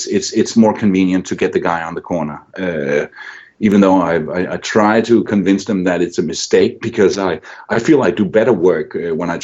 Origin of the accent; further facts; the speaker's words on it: Randers, Central Denmark Region, Denmark; moved away as an adult; my hometown of Randers, Denmark